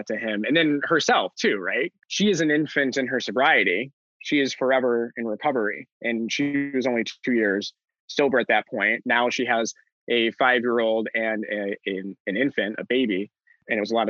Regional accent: Buffalo, New York, United States; I'm born and raised in Buffalo

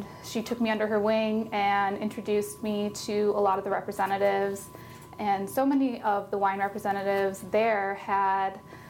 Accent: Chicago, Illinois, United States; moved away as an adult; also born or lived in Iowa; now in Oregon, United States; I was born and raised in Chicago, in the city, in the Northwest Side.

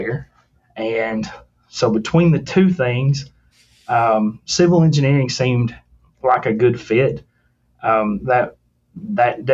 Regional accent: rural Tennessee, United States; finding a career in engineering in rural Tennessee, in my hometown

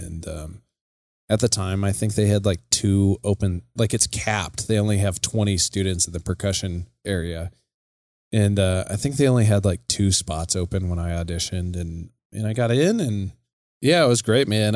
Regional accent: Casper, Wyoming, United States; moved away as an adult; also born or lived in Colorado; now in Billings, United States; I'm born and raised in Casper, Wyoming, which is right smack dab in the middle of the state

